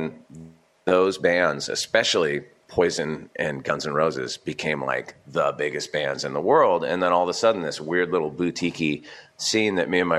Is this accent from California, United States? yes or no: yes; Santa Barbara, California, United States; moved away; growing up in Santa Barbara, I had this kind of chip on my shoulder